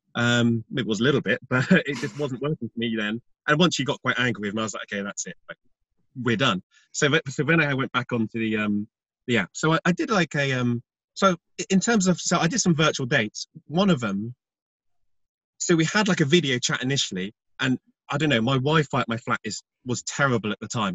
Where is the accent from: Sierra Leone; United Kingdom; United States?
United Kingdom; being British